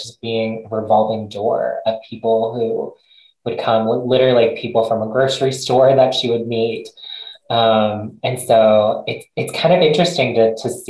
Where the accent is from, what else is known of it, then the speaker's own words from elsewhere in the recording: United States; I grew up here, was born in the US